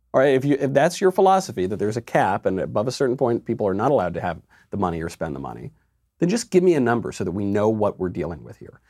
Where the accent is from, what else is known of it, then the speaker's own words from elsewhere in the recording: New York, United States; I'm a New Yorker. I was born in New York